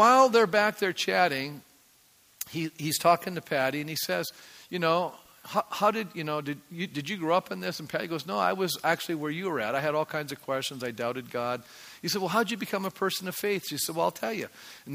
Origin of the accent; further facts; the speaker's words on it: Canada; I'm a Canadian